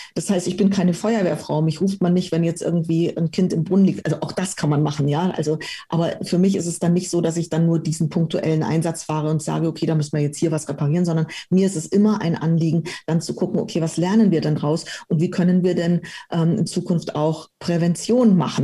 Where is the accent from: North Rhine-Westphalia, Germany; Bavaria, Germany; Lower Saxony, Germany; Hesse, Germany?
Bavaria, Germany; Munich; also born or lived in Romania; Also ich bin mit dreieinhalb Jahren dann nach Deutschland gekommen, nach München und bin dann hier in München aufgewachsen